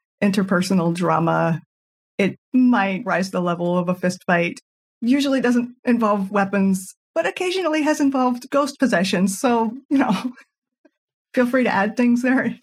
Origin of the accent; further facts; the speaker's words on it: North Carolina, United States; I'm from North Carolina in the southeastern U.S.